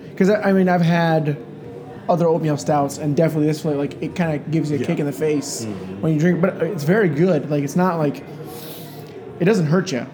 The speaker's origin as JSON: {"language": "English", "town": "Grand Rapids", "region": "Michigan", "country": "United States", "moved": "yes", "said": "I'm from Grand Rapids, Michigan"}